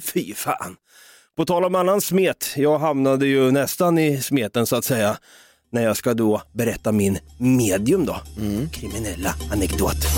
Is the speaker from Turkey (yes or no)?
no; Norrköping, Östergötland, Sweden; Vi är från Norrköping.